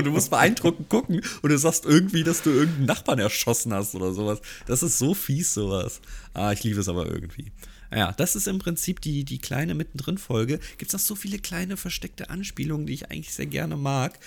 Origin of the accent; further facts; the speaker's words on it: Hamburg, Germany; bin ich als Hamburger